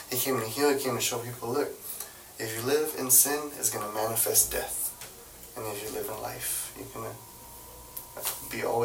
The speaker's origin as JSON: {"language": "English", "town": "Fort Worth", "region": "Texas", "country": "United States", "tie": "born or raised there", "also_born_or_lived": "Dallas", "said": "I was born and raised in Fort Worth, so going to Dallas was like a different, it's a way different world"}